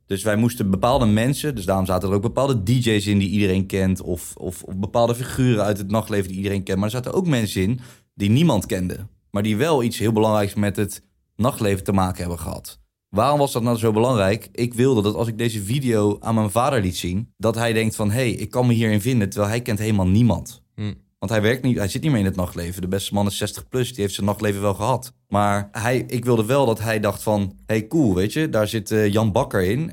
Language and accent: Dutch; The Hague, South Holland, Netherlands; Ik kom inderdaad uit Den Haag